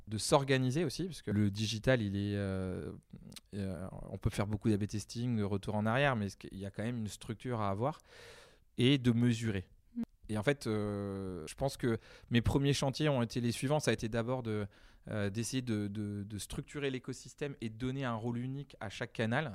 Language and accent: French; Deux-Sèvres, Nouvelle-Aquitaine, France; moved away as an adult; also born or lived in Asia; alors moi, je suis originaire des Deux-Sèvres. J'insiste, et pas vendéen